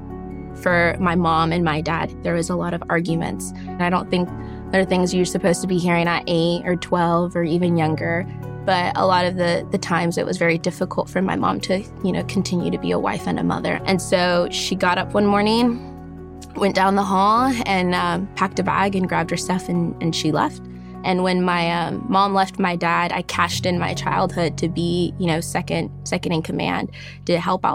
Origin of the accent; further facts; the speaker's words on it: Bellflower, California, United States; I was born in Bellflower, California.